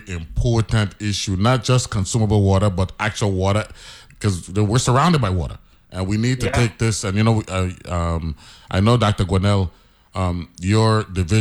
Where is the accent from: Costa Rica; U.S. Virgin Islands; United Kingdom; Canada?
U.S. Virgin Islands; I'm a Crucian